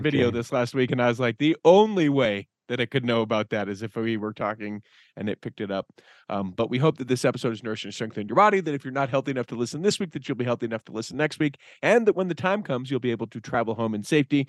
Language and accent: English; Utah, United States; we're from Utah